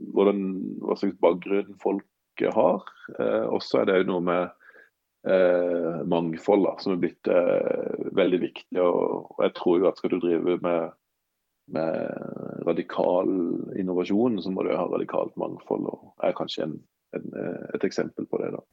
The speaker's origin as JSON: {"language": "Norwegian", "region": "Sørlandet", "country": "Norway", "also_born_or_lived": "Trondheim", "accent": "Sørlandet dialect (preserved 1995-style)", "moved": "as an adult", "said": "jeg er fra Sørlandet, da, som dialekten eh, avslører"}